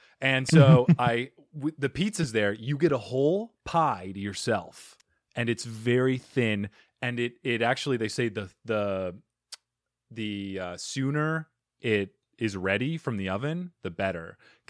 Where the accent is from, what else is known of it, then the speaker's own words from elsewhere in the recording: Arizona, United States; I'm from Arizona, where we don't have any good food whatsoever.